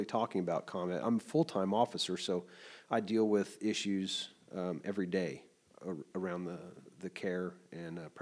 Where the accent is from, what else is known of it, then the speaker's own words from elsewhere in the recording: Kansas City, Kansas, United States; also born or lived in Alabama; now in Lawrence, United States; I born and raised in Kansas City, Kansas, Wyandotte County